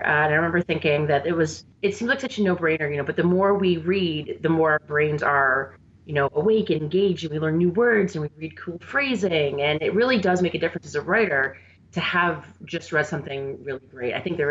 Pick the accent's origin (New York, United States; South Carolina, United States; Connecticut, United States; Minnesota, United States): New York, United States; Buffalo; any mention of Buffalo is going to get applause from me. I am completely totally biased when it comes to my hometown.